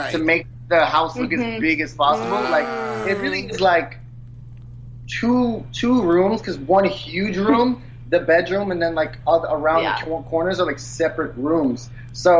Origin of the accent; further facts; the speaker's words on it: New York City, New York, United States; I'm from New York City, I'm born and raised, and it's, like, my city, like, I've been here my entire life, I've never lived anywhere else